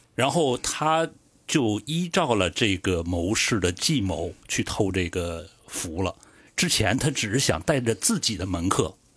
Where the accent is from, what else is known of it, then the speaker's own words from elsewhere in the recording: northern China, China; 因为我是北方人嘛